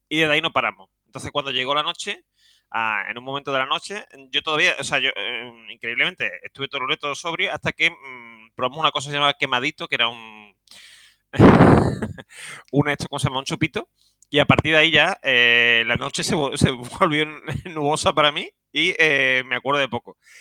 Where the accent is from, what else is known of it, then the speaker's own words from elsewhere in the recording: Seville, Andalusia, Spain; soy un sevillano